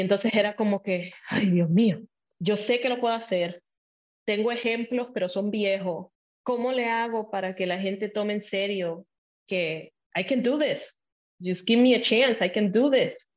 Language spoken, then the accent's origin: Spanish; Puerto Rico; first language Spanish; moved away as an adult; also born or lived in Illinois, United States; now in United States; Yo nací en Estados Unidos, en Illinois, pero me fui a los cuatro años a Puerto Rico con mi mamá y la familia de mi mamá, porque mis papás se divorciaron. Entonces, toda mi niñez fue en Puerto Rico